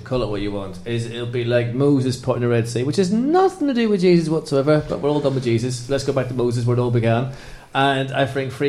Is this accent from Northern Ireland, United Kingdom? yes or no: yes; Northern Ireland, United Kingdom; I don't do religion, even though I'm from Northern Ireland, which I never mention.